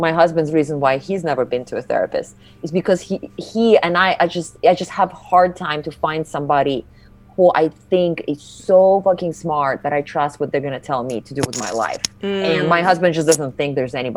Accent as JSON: {"language": "English", "region": "Siberia", "country": "Russia", "moved": "yes", "said": "So I come from the opposite place of America, which is Siberia"}